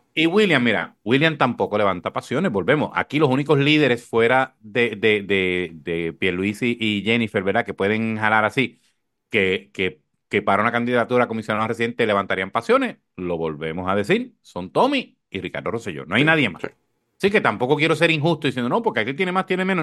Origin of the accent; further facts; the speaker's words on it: Corozal, Puerto Rico; yo recuerdo una primaria en mi pueblo en Corozal